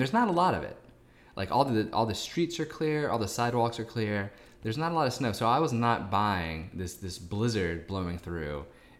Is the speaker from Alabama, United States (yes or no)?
no; Pennsylvania, United States; Growing up in Pennsylvania